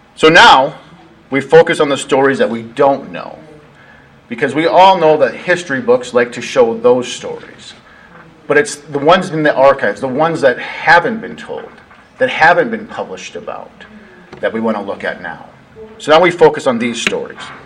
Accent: Sioux Falls, South Dakota, United States; also born or lived in Oklahoma; now in Billings, United States; I came up here from Oklahoma uh, via South Dakota, born and raised over in Sioux Falls, South Dakota.

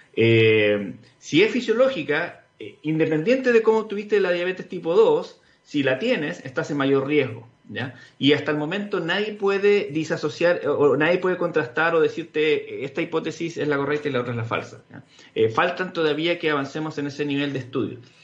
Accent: Chile

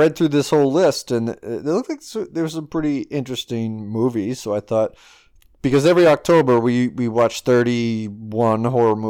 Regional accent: Woburn, Massachusetts, United States; Well, I grew up in a town called Woburn, Massachusetts. I was born in a town that also begins with a W, called Winchester, Massachusetts, at a hospital.

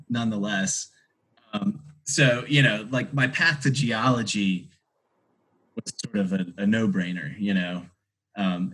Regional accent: Atlanta, Georgia, United States; now in Charlottesville, United States; I grew up in Atlanta, Georgia, and Atlanta is a very large city.

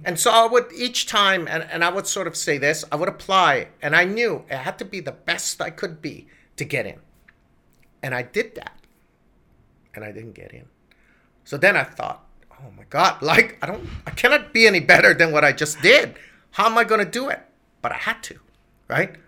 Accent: Hawaii, United States; moved away as an adult; growing up in Hawaii

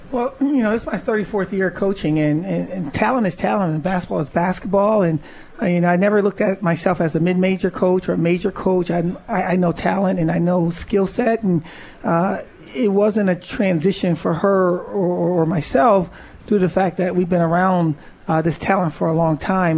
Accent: Syracuse, New York, United States; I was from Syracuse.

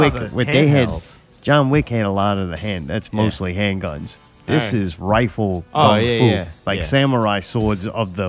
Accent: United States; I don't know. I'm stupid American.

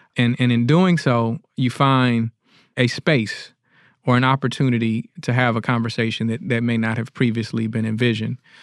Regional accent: Detroit, Michigan, United States; now in Jackson, United States; I'm originally from Detroit

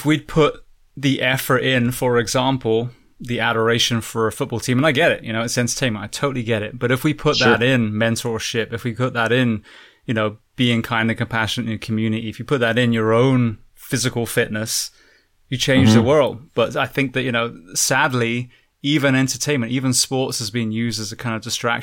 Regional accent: England, United Kingdom; moved away; I grew up in England

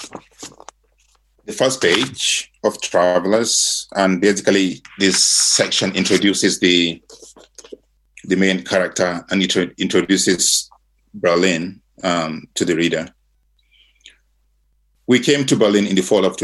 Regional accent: Nigeria; moved away as an adult; now in Virginia, United States; I grew up in Nigeria, which was colonized by the British

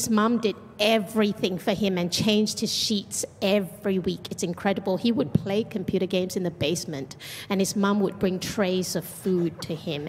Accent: Malaysia; moved away; I'm from Malaysia.

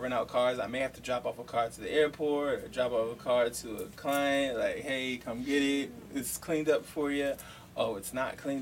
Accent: Baltimore, Maryland, United States; also born or lived in Columbia, Maryland / Nigeria; I'm from, Baltimore. Then my family moved. We moved to Columbia.

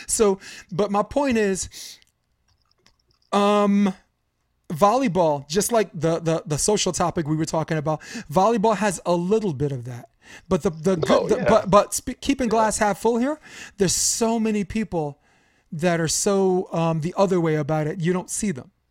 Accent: Brooklyn, New York, United States; I'm from Brooklyn, so I go by and I'm like, hey, what's good?

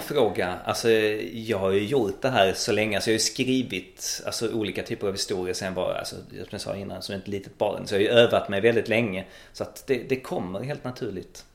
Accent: Malmö, Skåne, Sweden; also born or lived in Växjö / Gothenburg / Stockholm; jag är född uppvuxen i Malmö

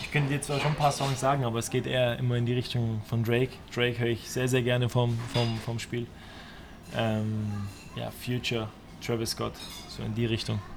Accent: Stuttgart, Baden-Württemberg, Germany; ich bin in Stuttgart groß geworden und äh, ich habe da damals die große Zeit vom VfB äh, mitgenommen.

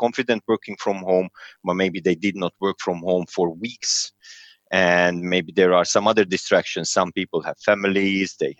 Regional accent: Serbia; moved away as an adult; now in London, United Kingdom; Originally, I'm from Serbia, but I'm Hungarian

